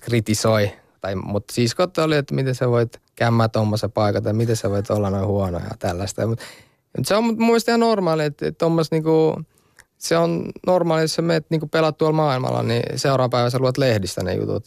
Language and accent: Finnish; Finland; also born or lived in Kosovo; now in Italy; mä oon suomalainen